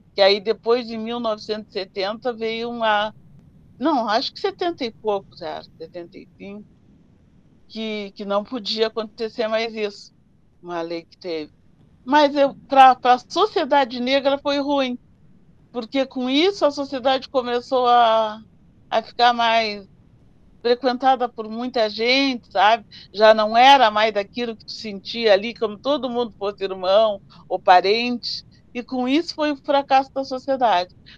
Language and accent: Portuguese; Rio Grande, Rio Grande do Sul, Brazil; a gente veio morar na cidade na República do Líbano, 120. Ali eu me criei